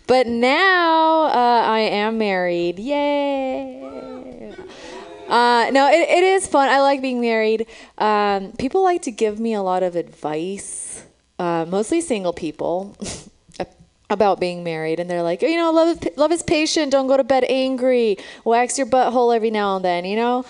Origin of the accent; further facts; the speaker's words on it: Romania; now in San Francisco, United States; I'm from Romania. That's where I was born